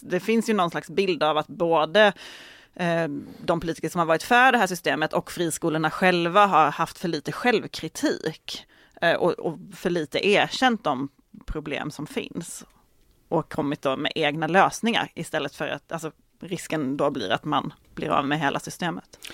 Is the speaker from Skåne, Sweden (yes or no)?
yes; Malmö, Skåne, Sweden; i Malmö där jag kommer ifrån